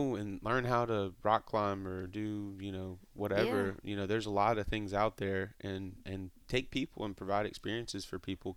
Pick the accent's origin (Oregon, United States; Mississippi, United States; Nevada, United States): Mississippi, United States; I grew up in Mississippi